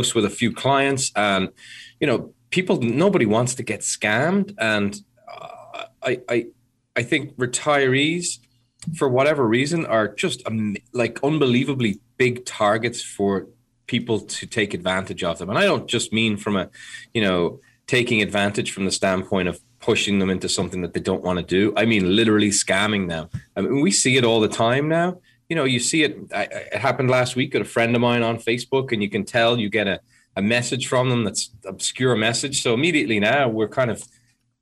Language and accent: English; Ireland; I'm Irish